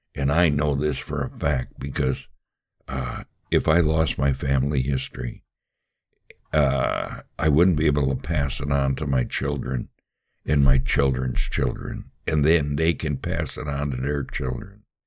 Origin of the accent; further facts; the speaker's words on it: Milwaukee, Wisconsin, United States; I was born and raised in Milwaukee